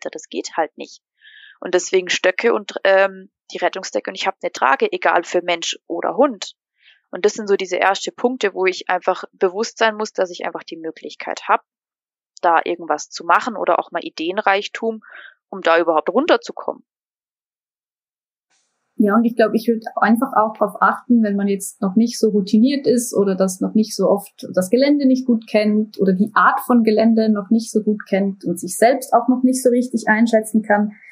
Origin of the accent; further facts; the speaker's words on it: Basel, Basel-Stadt, Switzerland; Woher kommst du? Aus der Schweiz. Ja, aus Basel.